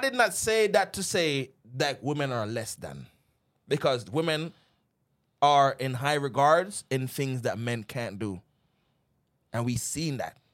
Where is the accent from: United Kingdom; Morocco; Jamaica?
Jamaica; now in United States; we grew up in Jamaica.